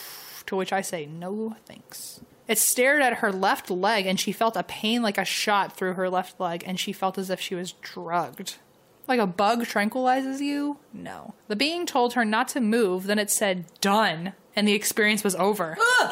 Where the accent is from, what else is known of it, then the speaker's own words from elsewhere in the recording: San Diego, California, United States; I grew up in the San Diego area, so I've heard of the Whaley House, but never been to it.